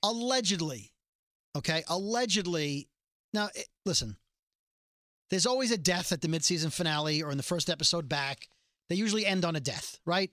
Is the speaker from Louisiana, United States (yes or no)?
no; New York City, New York, United States; I'm from Brooklyn.